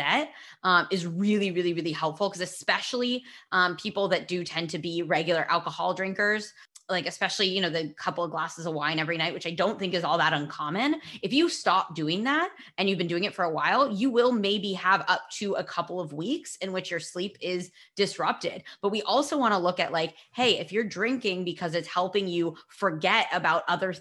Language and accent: English; California, United States; I'm from California.